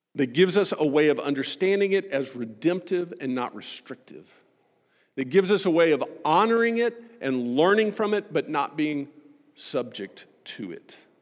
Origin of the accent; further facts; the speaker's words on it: United States; as an American